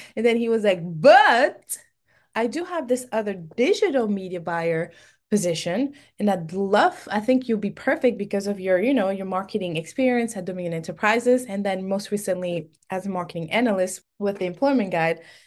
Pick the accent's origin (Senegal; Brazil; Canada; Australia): Senegal; first language French; English is a second language; moved away as an adult; also born or lived in Cape Verde; now in United States; I was born and raised in Senegal